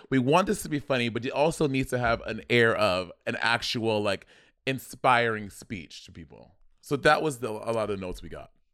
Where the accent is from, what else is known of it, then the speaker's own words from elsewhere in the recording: New York, United States; I grew up in New York